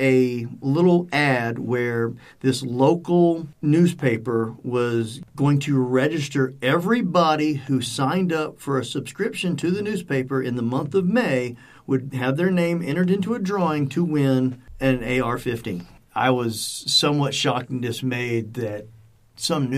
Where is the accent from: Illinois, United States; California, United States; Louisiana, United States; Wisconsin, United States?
Louisiana, United States; Cajun; I'm Cajun